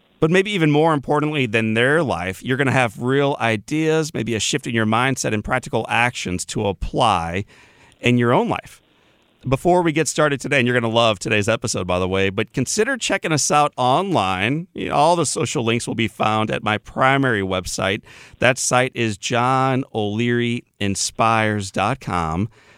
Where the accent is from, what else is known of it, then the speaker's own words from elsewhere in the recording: Missouri, United States; Yep. I'm an East Sider.